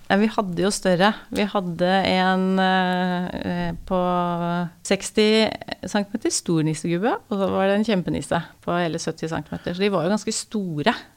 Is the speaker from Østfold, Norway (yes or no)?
yes; Askim, Østfold, Norway; moved away as an adult; also born or lived in Oslo / Bangkok; Jeg er fra Askim